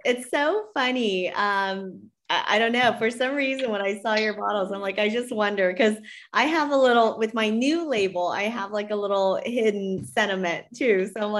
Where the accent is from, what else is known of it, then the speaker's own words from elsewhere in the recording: Northern California, United States; also born or lived in San Diego; I grew up actually in Northern California. And so I didn't come down to San Diego till I went to college at San Diego State.